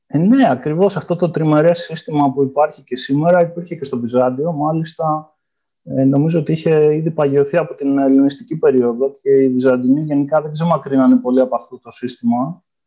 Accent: Ioannina, Epirus, Greece; moved away as an adult; also born or lived in Istanbul, Turkey; now in Vienna, Austria; γεννήθηκα στα Γιάννενα, όπου έκανα και τι ε, σπουδέ μου

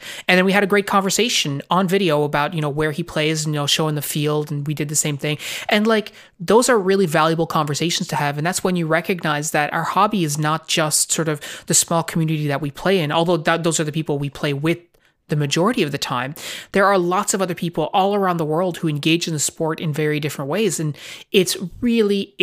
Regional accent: Newfoundland and Labrador, Canada; we are from Newfoundland, Canada.

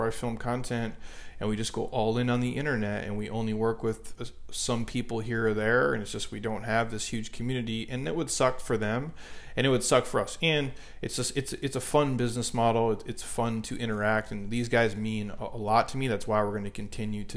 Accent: Midwest, United States; moved away; I grew up in the Midwest

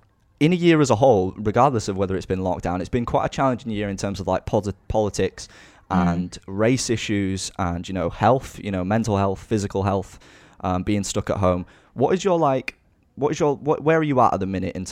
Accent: Yorkshire and the Humber, United Kingdom; accent: Northern Yorkshire; my accent stands out because I'm the old, you know, Northern Yorkshire lad

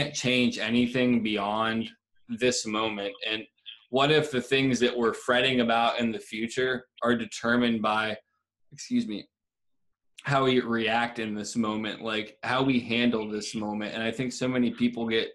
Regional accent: Columbiana, United States; the house that I grew up in Columbiana

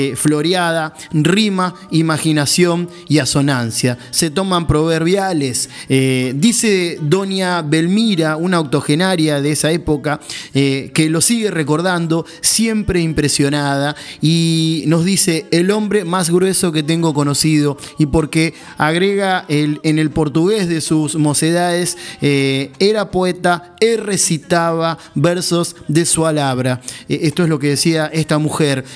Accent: Mar del Plata, Buenos Aires Province, Argentina; nosotros que somos de acá, de Mar del Plata

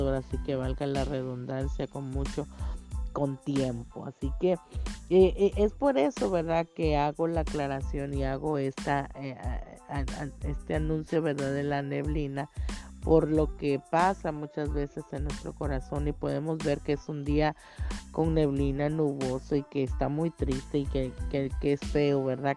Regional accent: Tapachula, Chiapas, Mexico; moved away as an adult; vengo de Tapachula, Chiapas

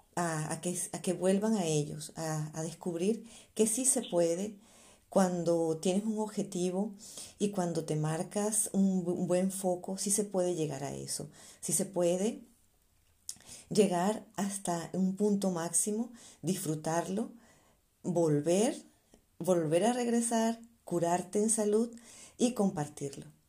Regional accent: Venezuela; moved away as an adult; also born or lived in Spain; now in Germany; yo también soy venezolana

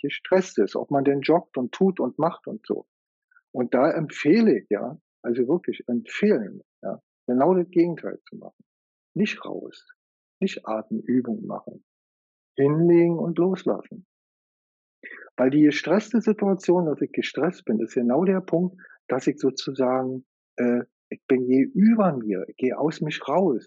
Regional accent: Germany; bei uns in Deutschland

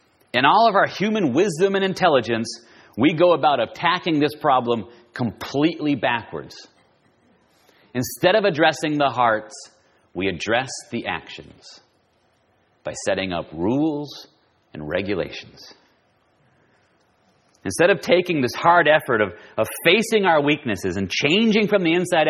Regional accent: Southern California, United States; I'm from Southern California

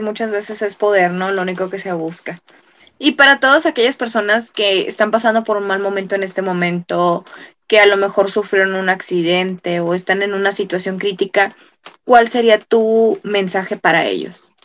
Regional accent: Mexico; nosotros como mexicanos

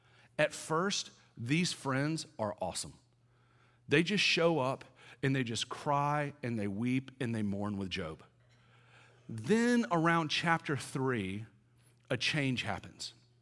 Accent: the South, United States; now in Atlanta, United States; I'm from the South, right? I don't know what y'all consider DC, but I'm like deep South.

